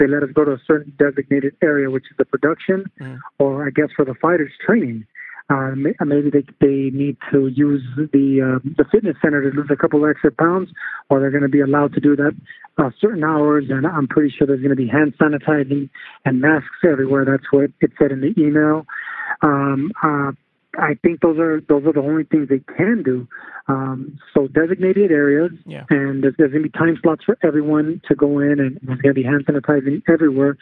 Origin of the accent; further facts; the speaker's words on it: Los Angeles, California, United States; I grew up in East LA, like a block away from Montebello